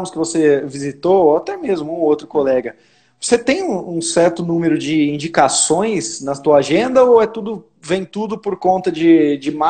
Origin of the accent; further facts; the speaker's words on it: Jaci, São Paulo, Brazil; Sim, sou de Jaci, mas hoje eu não resido mais em Jaci. Eu moro em ah